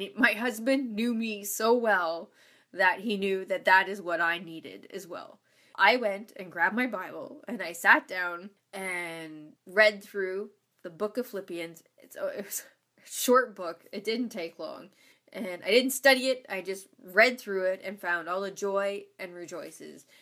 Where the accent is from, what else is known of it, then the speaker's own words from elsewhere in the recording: Ontario, Canada; moved away as an adult; also born or lived in Saskatchewan; I was from Ontario